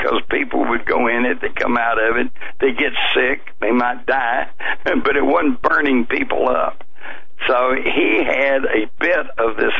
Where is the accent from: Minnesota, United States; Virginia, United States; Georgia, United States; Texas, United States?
Texas, United States; as a Texan